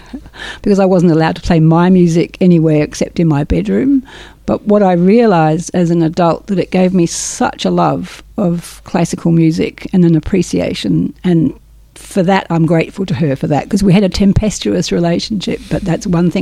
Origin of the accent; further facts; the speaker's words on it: England, United Kingdom; I grew up in England. My mother was German